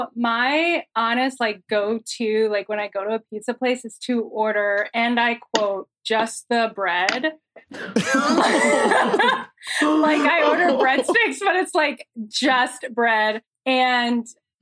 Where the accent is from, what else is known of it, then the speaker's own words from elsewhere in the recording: Michigan, United States; I'm from Michigan. I'm currently living in Michigan.